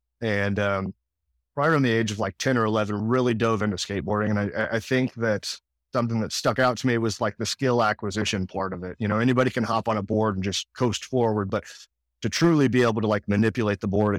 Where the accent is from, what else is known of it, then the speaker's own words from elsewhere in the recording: Louisiana, United States; born there; I was born just outside of New Orleans, Louisiana, but didn't live there very long.